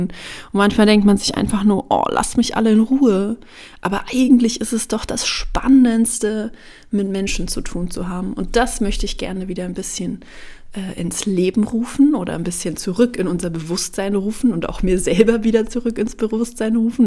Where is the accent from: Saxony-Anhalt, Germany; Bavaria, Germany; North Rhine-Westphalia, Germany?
Bavaria, Germany; moved away as an adult; now in Berlin, Germany; Ich habe meine Ausbildung in Bayern gemacht, wo ich aufgewachsen bin